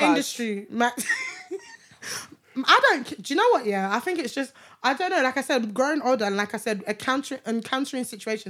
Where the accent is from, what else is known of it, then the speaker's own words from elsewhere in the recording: Lagos, Nigeria; now in United Kingdom; My dad's side is Muslim. My mom's side is Christian. So every Christmas we'll go to Ibadan to celebrate Christmas, and then during the year we live in Lagos. So I used to go to Ibadan every single December when I was in Nigeria.